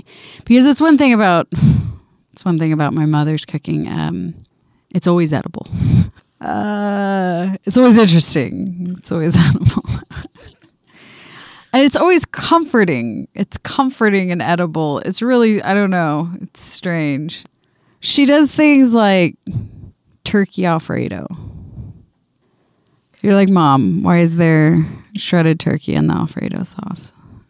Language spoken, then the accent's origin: English; the South, United States; We were a big grits family. I don't know. We're from the South, obviously. We ate a lot of grits.